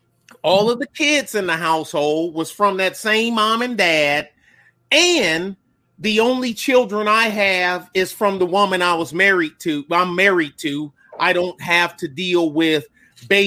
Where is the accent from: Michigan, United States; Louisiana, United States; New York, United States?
Michigan, United States; Detroit; moved away; also born or lived in Texas; I'm from Detroit's West Side